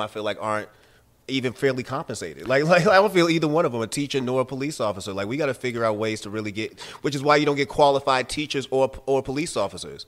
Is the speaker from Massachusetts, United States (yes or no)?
yes; Boston, Massachusetts, United States; now in Atlanta, United States; I'm from Boston